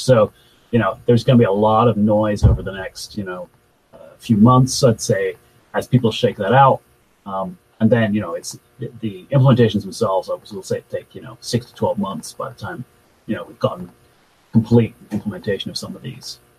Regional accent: Adelaide, South Australia, Australia; was in Adelaide, Australia, so uh, which is my hometown

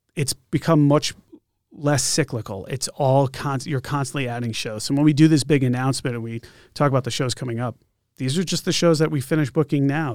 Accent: Connecticut, United States; now in Concord, United States; I grew up in Connecticut

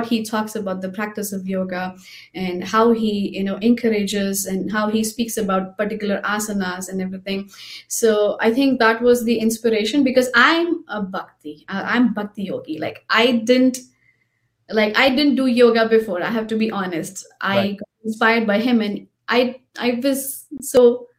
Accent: Mumbai, Maharashtra, India; I'm from Mumbai and I grew up, my father was a life member

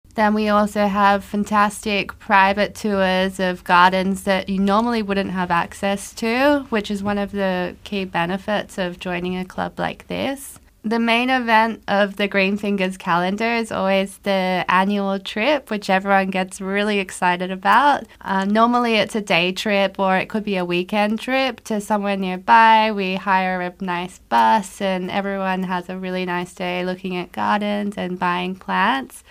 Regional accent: Australia; moved away as an adult; also born or lived in Tokyo; now in Luxembourg; I'm Australian

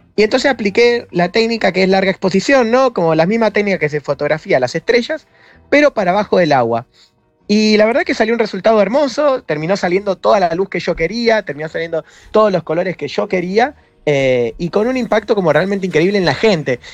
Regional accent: San Miguel, Buenos Aires Province, Argentina; yo nací en San Miguel, provincia de Buenos Aires

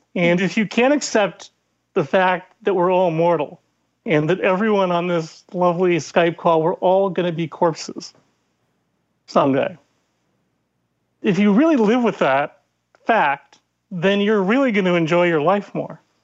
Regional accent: Ireland; as an Irish angry narcissist

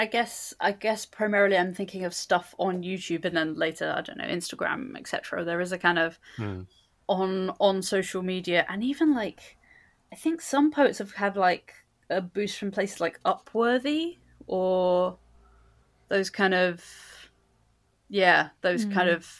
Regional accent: London, United Kingdom; I was born and raised in London.

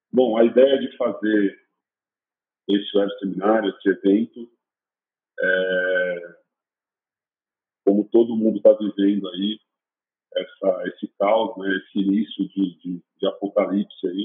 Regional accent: Jundiaí, São Paulo, Brazil; Eu sou de Jundiaí.

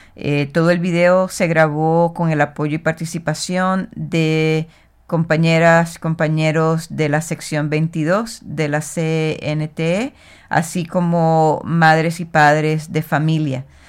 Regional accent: Puerto Rico; de Boriquén, de la isla de donde yo soy, eh, también conocida como Puerto Rico

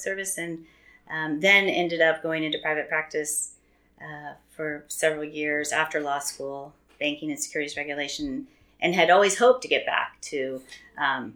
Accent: Central Florida, United States; moved away; also born or lived in Virginia; I had a wonderful growing up in Central Florida

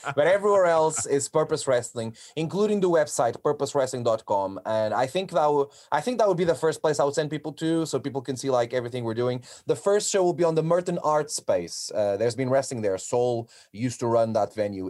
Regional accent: Portugal; moved away as an adult; now in United Kingdom; I'm from Portugal

